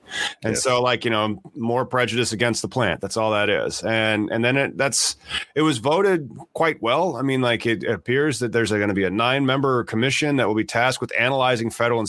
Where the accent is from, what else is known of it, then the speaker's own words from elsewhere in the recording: Tennessee, United States; that's me. I'm a guy from Tennessee.